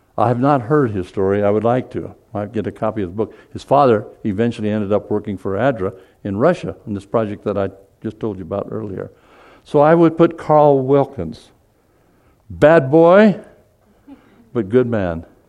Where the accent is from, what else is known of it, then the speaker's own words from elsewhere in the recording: Seoul, South Korea; I was born in Seoul, Korea.